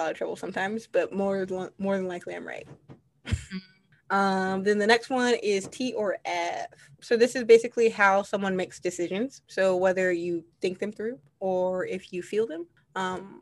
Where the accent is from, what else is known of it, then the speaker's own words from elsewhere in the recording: Midwest, United States; I'm from the Midwest